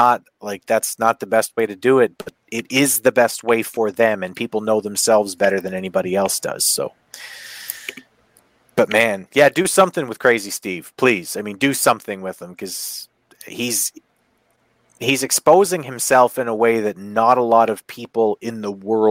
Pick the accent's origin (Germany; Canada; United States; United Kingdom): Canada; I'm Canadian